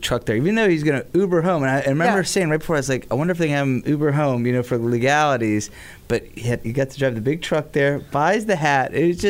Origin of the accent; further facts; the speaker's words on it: Tampa, Florida, United States; I've been to many growing up in Tampa country bars.